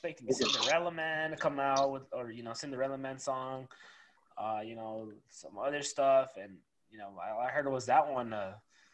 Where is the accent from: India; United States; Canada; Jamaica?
United States; Los Angeles, California; I grew up with it in Cali, in LA with my brother